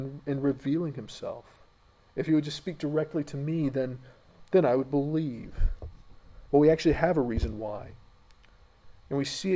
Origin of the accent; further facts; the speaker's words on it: United States; moved away; in my home country, America